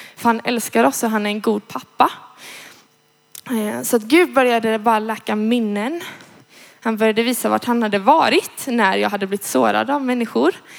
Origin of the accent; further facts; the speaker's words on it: Gothenburg, Västra Götaland, Sweden; jag kommer från Göteborg, eh, är 20 år